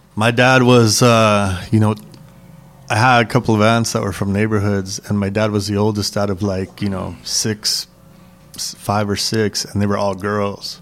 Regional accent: Los Angeles, California, United States; I grew up in San Gabriel Valley, East

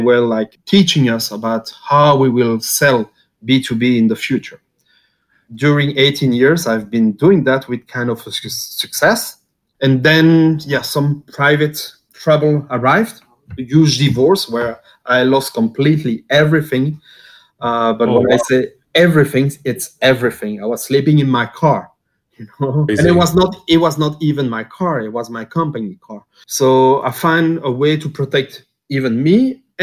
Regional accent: Belgium; moved away as an adult; also born or lived in Japan / Dubai / Ukraine; originally I'm from Belgium

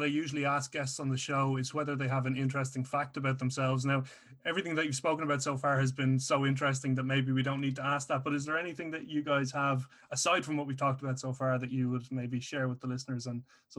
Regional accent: Dublin, Leinster, Ireland; I'm from Dublin, Ireland. We don't even have an ice rink in this country

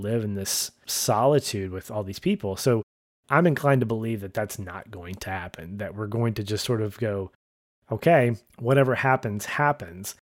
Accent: United States; as a Westerner, as an American

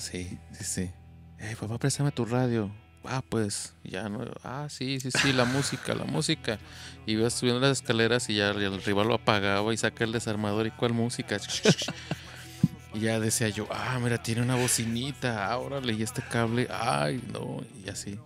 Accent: Zamora, Michoacán, Mexico; now in Guadalajara, Mexico; yo soy de ahí de Zamora, entonces regresé

